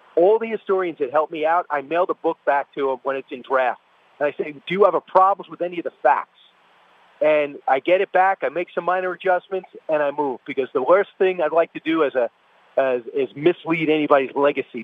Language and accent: English; New York, United States; I'm a New Yorker